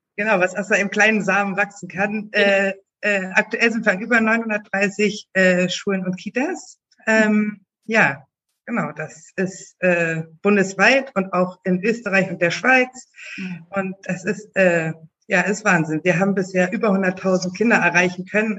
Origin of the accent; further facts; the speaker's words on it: Berlin, Germany; Ich bin in Berlin geboren